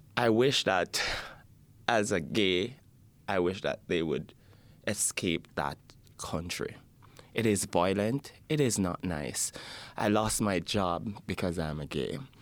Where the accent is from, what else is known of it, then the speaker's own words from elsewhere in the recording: Jamaica; now in Edmonton, Canada; I'm from Jamaica.